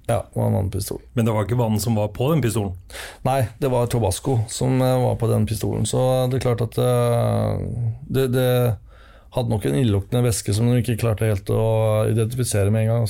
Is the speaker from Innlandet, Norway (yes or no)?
yes; Finnskogen, Innlandet, Norway; Jo, jeg vokste opp på Finnskogen. Jeg var eh, to år gammel da vi flytta opp til Finnskogen